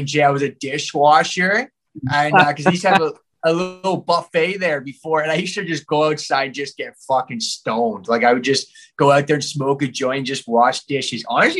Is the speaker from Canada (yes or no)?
yes; Napanee, Ontario, Canada; also born or lived in Kingston, Ontario; I was born in like Kingston, like, but my family, my parents owned a house in Napanee. They don't live there anymore. So I grew up in like Napanee, Ontario